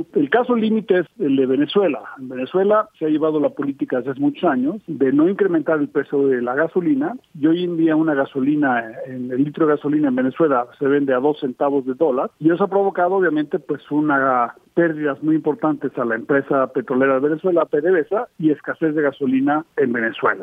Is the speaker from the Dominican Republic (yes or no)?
no; Mexico; los mexicanos nunca hemos visto